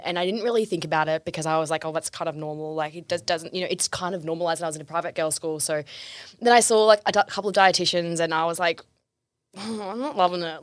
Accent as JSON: {"language": "English", "region": "Tasmania", "country": "Australia", "tie": "born or raised there", "moved": "yes", "lives_now": "Melbourne, Australia", "said": "I grew up in Tassie"}